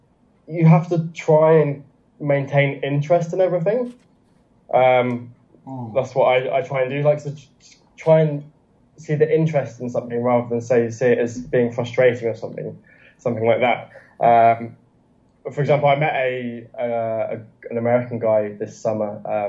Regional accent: China; English is a second language; the context is that I couldn't speak any English. I'm still a China baby. I'm still very much a China baby.

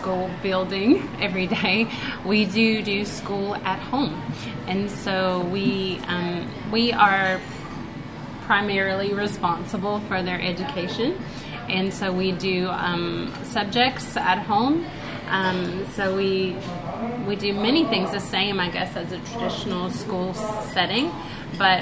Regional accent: United States; moved away as an adult; also born or lived in Beijing, China / New Zealand; now in China; I'm from America

